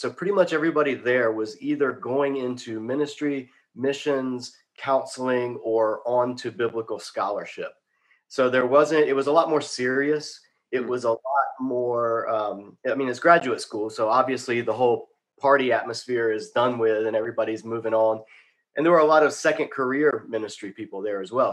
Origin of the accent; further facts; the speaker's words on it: Savannah, Georgia, United States; moved away as an adult; also born or lived in Macon, Georgia / Boston; now in Charlotte, United States; I grew up in the inner city in Savannah, Georgia.